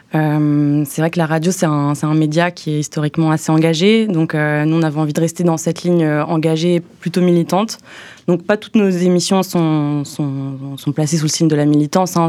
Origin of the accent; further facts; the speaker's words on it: Haute-Savoie, Auvergne-Rhône-Alpes, France; also born or lived in Montreal, Canada / Bordeaux, France; now in Brussels, Belgium; chez moi, à Haute-Savoie